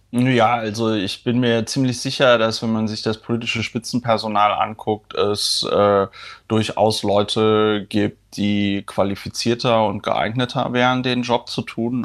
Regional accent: Germany; wir, weiß ich nicht, als Deutsche

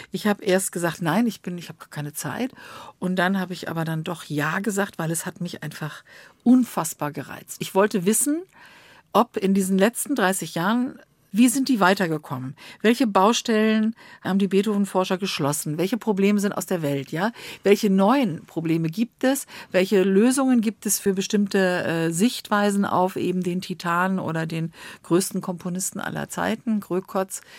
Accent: Bonn, North Rhine-Westphalia, Germany; Ich äh, stamme aus Bonn. Ich bin in Bonn aufgewachsen.

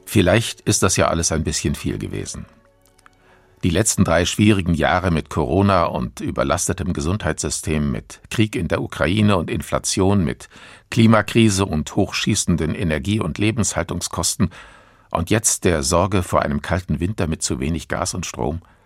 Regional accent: Germany; bei uns in Deutschland

